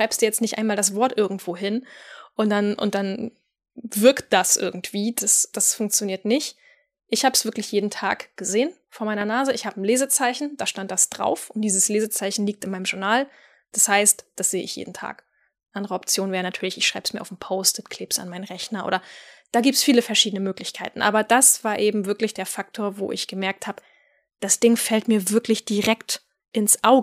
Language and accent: German; Northern Germany, Germany; Ich als Nordlicht habe zum ersten Mal von Manna gehört, als eine Wiener Kollegin mir im Zoom-Call von dem herrlichen Duft frisch gebackener Mannerwaffeln erzählte